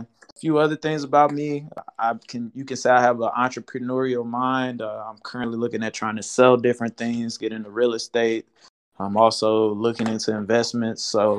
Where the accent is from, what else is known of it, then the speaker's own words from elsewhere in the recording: Kansas City, Missouri, United States; I am from Kansas City, Missouri. I'm a Midwest raised person